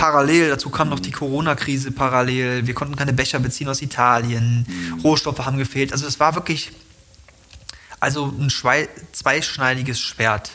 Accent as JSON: {"language": "German", "country": "Germany", "said": "ich komme aus Deutschland."}